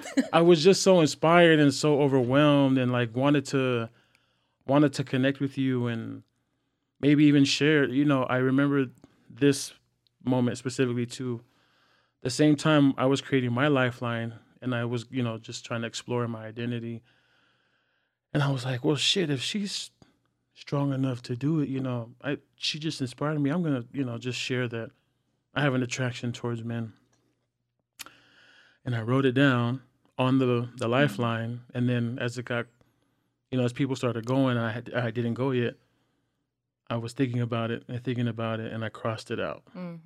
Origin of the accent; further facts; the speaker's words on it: California, United States; now in Los Angeles, United States; because we're from the Bay and mm-hmm. we was in LA.